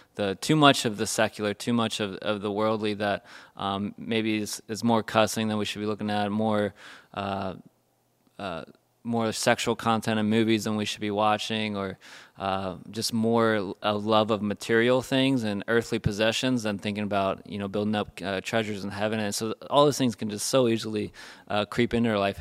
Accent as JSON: {"language": "English", "country": "United States", "said": "we're American Christians"}